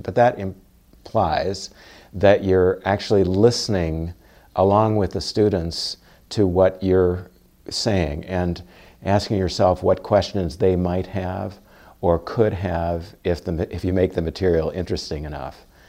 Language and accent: English; Louisville, Kentucky, United States; moved away; I grew up in Louisville, Kentucky